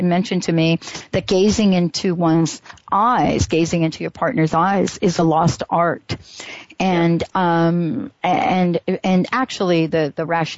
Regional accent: New York, United States; Growing up in New York

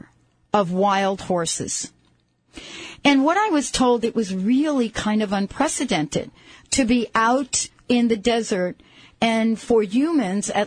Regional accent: New York City, New York, United States; I grew up in the Bronx. I was born in the Bronx, and I lived in the Bronx

